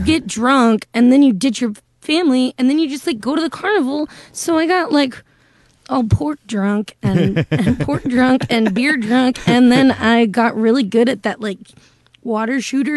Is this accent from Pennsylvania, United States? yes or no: no; Houston, Texas, United States; I'm born and raised in Houston. I've lived in Houston my entire life